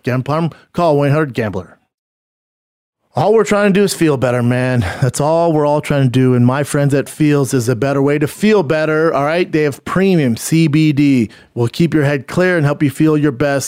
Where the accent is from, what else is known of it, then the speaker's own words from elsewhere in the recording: Denver, Colorado, United States; moved away; I was in my hometown this past weekend, performing at the Comedy Works downtown, one of the best clubs on the goddamn planet. It's fantastic, man. I am so proud to be from Denver.